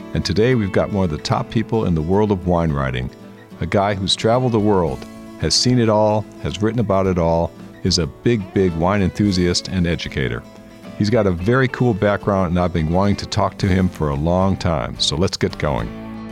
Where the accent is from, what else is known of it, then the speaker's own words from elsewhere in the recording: Michigan, United States; growing up in Michigan